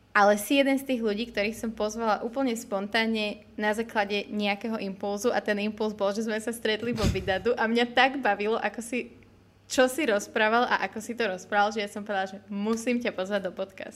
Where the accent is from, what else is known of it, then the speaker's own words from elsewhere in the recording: Bratislava, Bratislava Region, Slovakia; also born or lived in Trnava area; ja som síce z Bratislavy, ale mám babku tam z okolia Trnavy